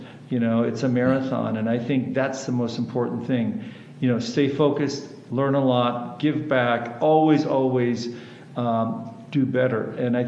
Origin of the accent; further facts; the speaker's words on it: North Dakota, United States; English is a second language; moved away; also born or lived in Houston, Texas; I grew up in a ranch in the upper Midwest in a place called North Dakota. And as a German-Russian community, I didn't speak English till I was 6